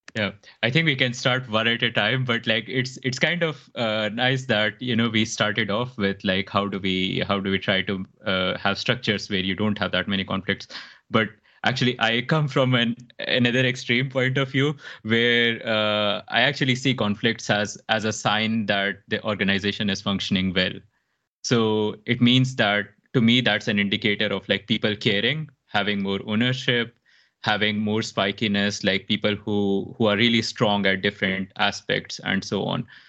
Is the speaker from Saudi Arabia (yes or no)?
no; India; moved away as an adult; also born or lived in Mumbai, India / Dubai, United Arab Emirates; now in Stockholm, Sweden; Originally, I'm from India, so a really small town, and then I moved into Mumbai